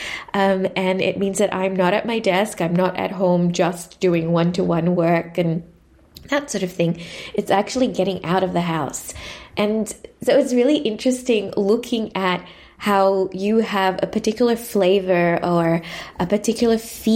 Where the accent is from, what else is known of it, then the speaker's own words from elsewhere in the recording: Sri Lanka; moved away as an adult; now in Melbourne, Australia; I was born and raised in Sri Lanka and spent most of my years in Sri Lanka before coming to Melbourne for university